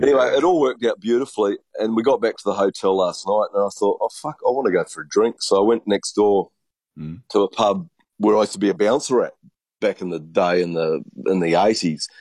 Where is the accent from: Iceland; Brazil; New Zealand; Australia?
New Zealand; me being a Kiwi